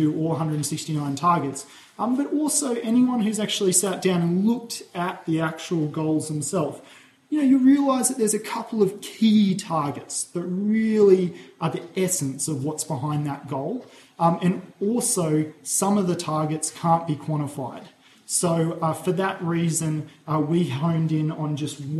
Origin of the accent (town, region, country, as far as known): Australia